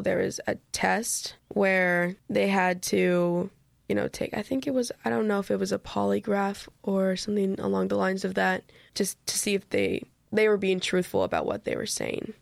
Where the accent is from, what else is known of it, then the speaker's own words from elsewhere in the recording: Minnesota, United States; I'm, I'm from Minnesota